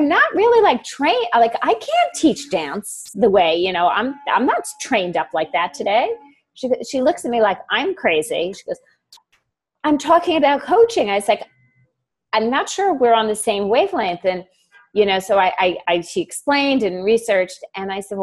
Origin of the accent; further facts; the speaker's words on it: Long Island, New York, United States; also born or lived in Brooklyn, New York / Maryland; I was born in Brooklyn, raised in Long Island, New York.